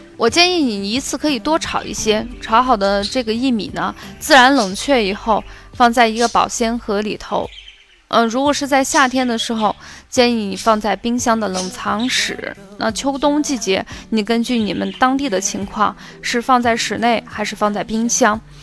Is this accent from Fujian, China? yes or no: no; Xi'an, Shaanxi, China; 我们西安人